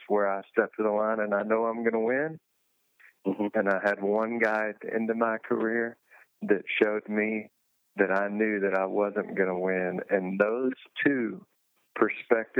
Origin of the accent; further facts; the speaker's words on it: United States; as an American